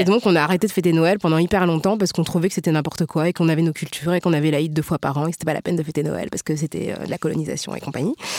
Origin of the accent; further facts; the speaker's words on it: France; on est toutes françaises